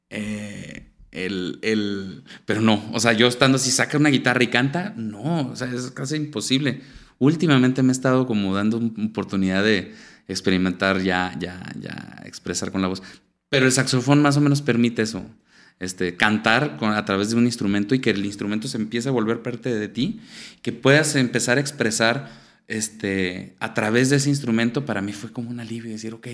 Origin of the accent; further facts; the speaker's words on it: Venezuela; me siento venezolano, cocino arepas, hay mucha comida, toda la gastronomía venezolana. Es como recordar esa, infancia que, tan padre que tuve allá y que la pasé allá